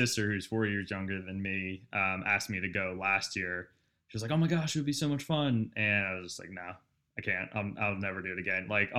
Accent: New Jersey, United States; moved away; I'm from New Jersey, so my dad lived closer up to New York.

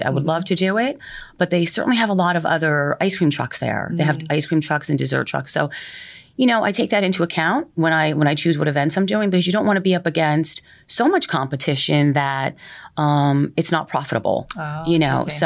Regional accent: Middletown, New Jersey, United States; moved away as an adult; now in Oceanport, United States; I'm originally from Middletown.

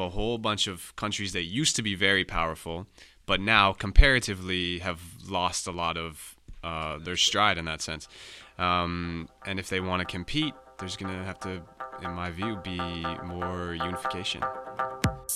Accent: Canada; as a non-E U resident, as a Canadian

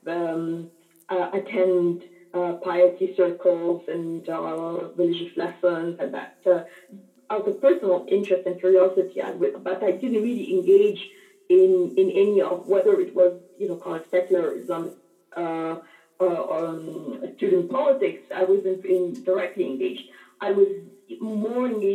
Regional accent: Cairo, Cairo Governorate, Egypt; at the American University in Cairo, where I grew up.

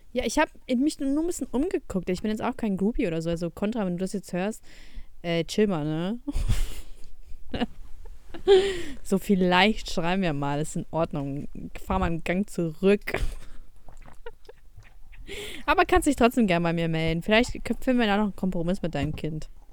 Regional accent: Ukraine; moved away; ich bin auch in der Ukraine aufgewachsen

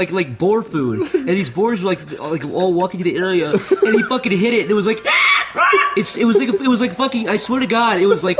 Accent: Midwest, United States; I'm from the Midwest

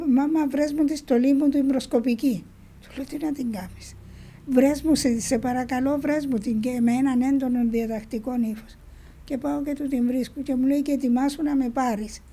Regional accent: Spilia, Nicosia District, Cyprus; στο χωριό μου στα Σπήλια

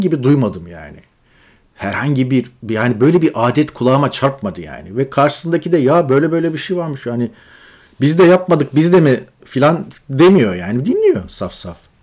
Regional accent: Çukurova, Turkey; moved away as an adult; also born or lived in Ankara / Istanbul

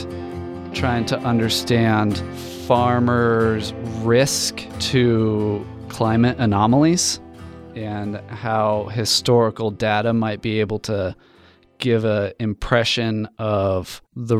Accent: Colorado, United States; I grew up in Colorado at the foot of the Rocky Mountains

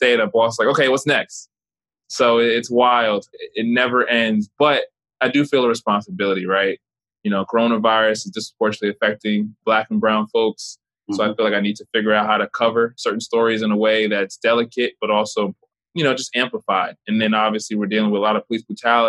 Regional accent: Oakland, New Jersey, United States; moved away; also born or lived in Newark, New Jersey; I grew up in Oakland, New Jersey

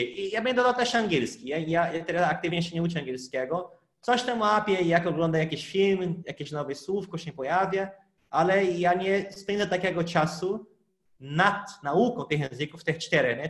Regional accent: Brazil; first language Portuguese; Polish is a second language; now in Poland; jestem z Brazylii

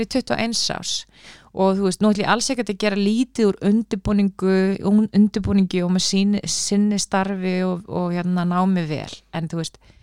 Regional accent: Reykjavík, Capital Region, Iceland; Ég er úr Reykjavík, ég er bara fættu uppálan Reykjavík

